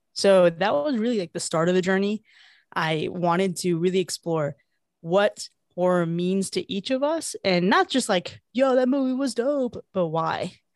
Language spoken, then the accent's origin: English; Miami, Florida, United States; moved away as an adult; I am originally from Miami, Florida, but I've lived around the U S, uh, over time